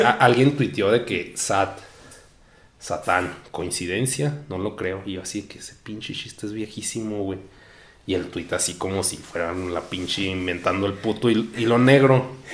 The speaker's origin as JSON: {"language": "Spanish", "country": "Mexico", "tie": "born or raised there", "said": "nací en México"}